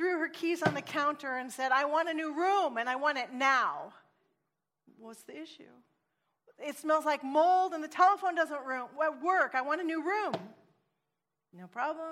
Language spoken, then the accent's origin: English; Oregon, United States; now in California, United States; I'm actually from Oregon, and I'm a missionary to California